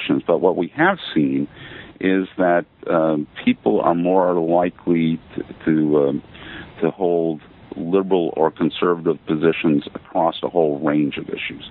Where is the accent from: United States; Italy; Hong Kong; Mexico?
United States; Maine; moved away as an adult; also born or lived in Athens, Georgia / Baton Rouge, Louisiana / Buffalo, New York; I'm originally from Maine